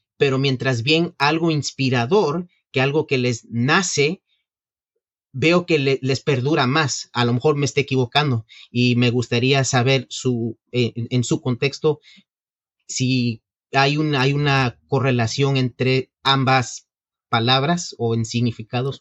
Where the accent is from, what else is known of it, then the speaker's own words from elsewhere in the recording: Mexico; now in New York, United States; soy originalmente mexicano